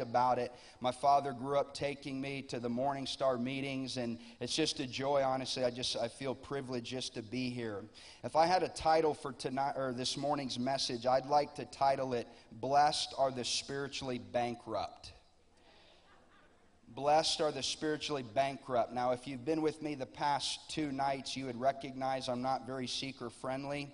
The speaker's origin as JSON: {"language": "English", "town": "Lakeland", "region": "Florida", "country": "United States", "said": "I'm from Lakeland, Florida. I pastor a church there"}